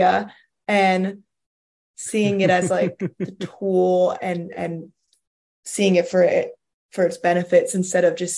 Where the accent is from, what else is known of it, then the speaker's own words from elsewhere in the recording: Philadelphia, Pennsylvania, United States; Philadelphia, because it's my hometown